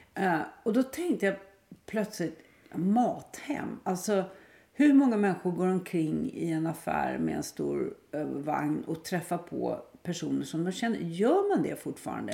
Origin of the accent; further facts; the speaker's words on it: Stockholm, Stockholm County, Sweden; när jag var barn i Stockholm